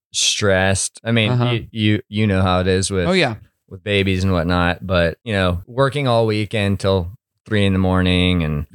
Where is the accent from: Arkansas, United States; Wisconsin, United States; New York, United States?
Arkansas, United States; moved away as an adult; also born or lived in California; I live there for 20 years now.